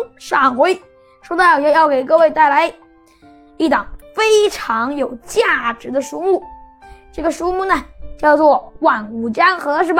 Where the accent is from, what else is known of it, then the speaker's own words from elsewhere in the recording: China; 作为一个中国人